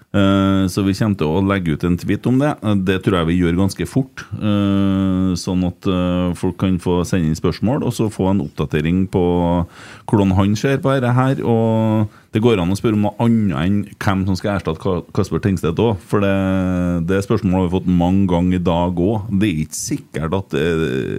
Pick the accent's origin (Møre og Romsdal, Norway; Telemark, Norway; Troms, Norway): Møre og Romsdal, Norway; Sunnmøre; vi kommer to fra Sunnmøre